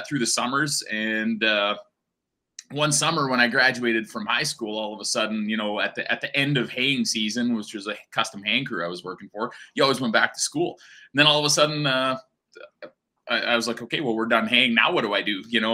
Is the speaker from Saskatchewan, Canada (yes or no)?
yes; Tuffnell, Saskatchewan, Canada; moved away as an adult; also born or lived in Maple Creek, Saskatchewan / Radville, Saskatchewan; my memories kind of start here in Tufnell. My dad actually took a pasture managing job here. So yeah, I grew up as a little cowboy on a PFRA community pasture